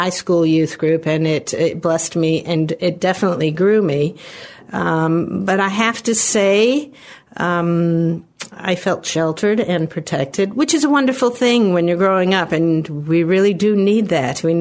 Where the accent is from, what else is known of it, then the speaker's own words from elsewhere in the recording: England, United Kingdom; also born or lived in Chicago, United States; now in United States; I was born and raised in England, and I'm actually a naturalized American citizen. So I moved to the States in 67. I came with my brothers and sisters